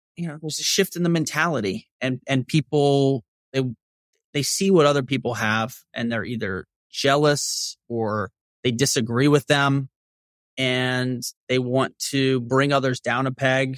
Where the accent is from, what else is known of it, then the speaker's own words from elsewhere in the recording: Shreveport, Louisiana, United States; growing up in Northwest Louisiana